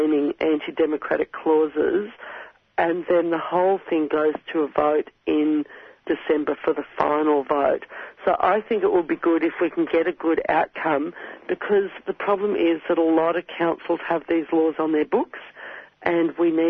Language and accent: English; Queensland, Australia; moved away; I come from Queensland originally